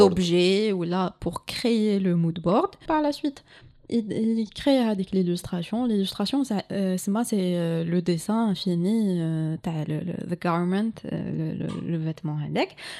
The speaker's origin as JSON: {"language": "French", "town": "Algiers", "region": "Algiers Province", "country": "Algeria", "said": "je suis de Alger"}